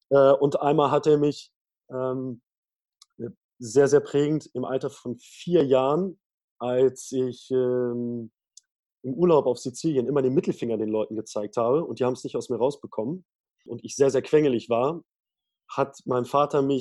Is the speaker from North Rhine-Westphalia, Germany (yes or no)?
no; Lower Saxony, Germany; Das hat gar nicht jedes Bundesland. Und bei uns in Niedersachsen wurde die fünfte und sechste Klasse dafür äh, ja, genutzt